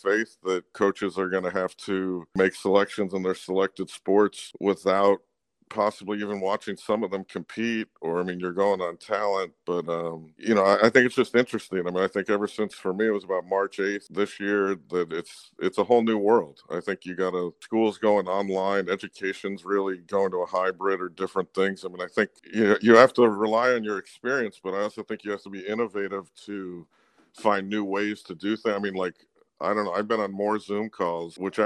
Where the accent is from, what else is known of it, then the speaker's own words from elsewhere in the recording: New Jersey, United States; now in New Hampshire, United States; I grew up in New Jersey